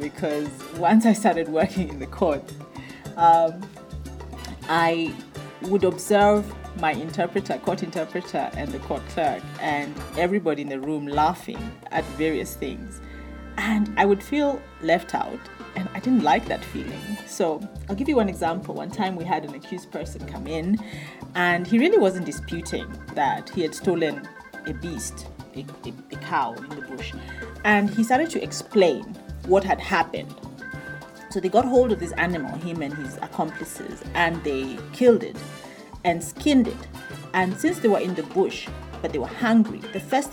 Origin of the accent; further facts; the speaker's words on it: Kenya; moved away as an adult; now in Botswana; I'm a Kenyan lady, born in Kenya, and I moved to Botswana at the age of 18